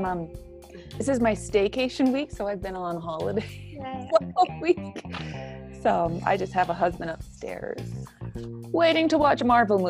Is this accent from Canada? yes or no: yes; Edmonton, Alberta, Canada; I grew up in Edmonton and I was part of Kokopelli, a choir there.